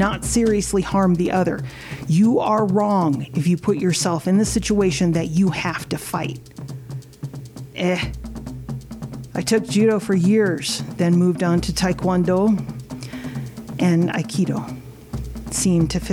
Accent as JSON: {"language": "English", "region": "Midwest", "country": "United States", "tie": "born or raised there", "said": "I grew up in the Midwest, I didn't have a traditional halau"}